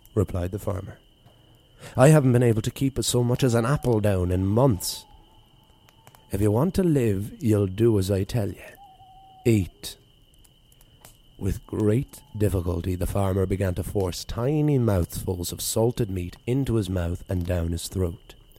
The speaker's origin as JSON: {"language": "English", "region": "East Coast of Ireland", "country": "Ireland", "tie": "born or raised there", "moved": "yes", "said": "experiences of my life growing up on the East Coast there"}